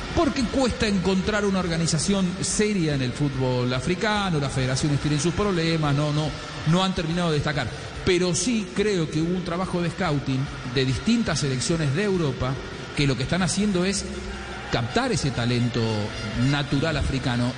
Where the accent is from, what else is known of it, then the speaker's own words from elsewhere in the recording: Argentina; lo digo yo como argentino